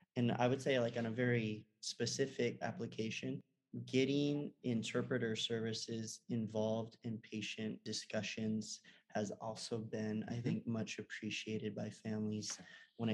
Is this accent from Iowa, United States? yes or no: no; Wisconsin, United States; moved away; also born or lived in Los Angeles, California; Growing up in Wisconsin, much more Scandinavian and German